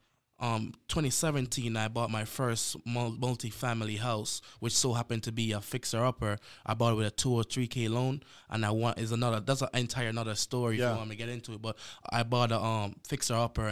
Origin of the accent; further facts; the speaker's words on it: Jamaica; moved away as an adult; also born or lived in Boston, United States; now in Houston, United States; I was born and raised in Jamaica. All my life, I came to America in 2015